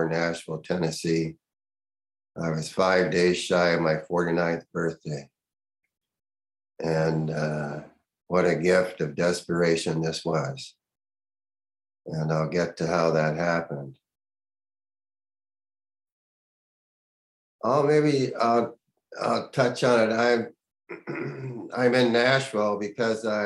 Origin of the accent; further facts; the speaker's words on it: Canada; moved away as an adult; also born or lived in United States; I'm a Canadian, I'm working in the United States.